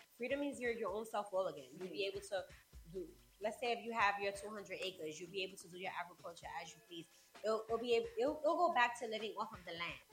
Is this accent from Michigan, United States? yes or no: no; New York, United States; I'm first generation mm-hmm. born here.